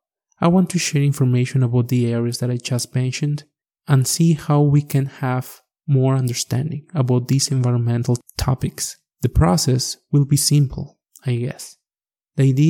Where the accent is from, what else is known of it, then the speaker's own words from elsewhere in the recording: Mexico; first language Spanish; English is a second language; moved away as an adult; now in Alberta, Canada; I'm coming originally from Mexico. I guess you already noticed my accent. As you can hear, English is my second language